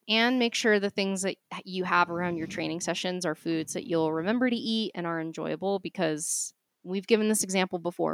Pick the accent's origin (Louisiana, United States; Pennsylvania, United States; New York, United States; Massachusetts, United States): Massachusetts, United States; Boston; accent: Boston; my Boston accent